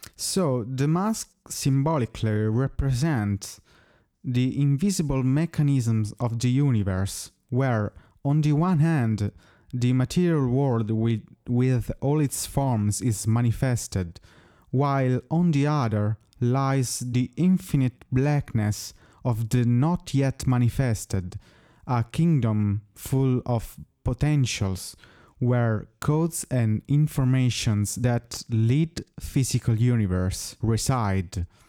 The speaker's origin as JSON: {"language": "English", "country": "Italy", "first_language": "Italian", "second_language": "English", "said": "I also sing in my native language, which is, as you may guess, Italian"}